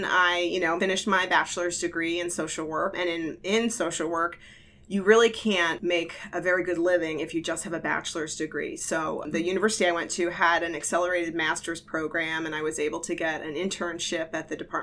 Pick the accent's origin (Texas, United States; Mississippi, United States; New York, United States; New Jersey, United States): New Jersey, United States; also born or lived in Florida / Oakland, California; now in Santa Cruz County, United States; I'm actually from New Jersey